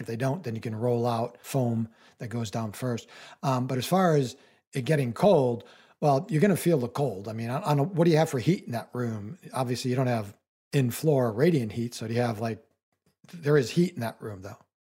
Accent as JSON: {"language": "English", "region": "New England", "country": "United States", "tie": "born or raised there", "said": "I live in New England and I grew up in New England"}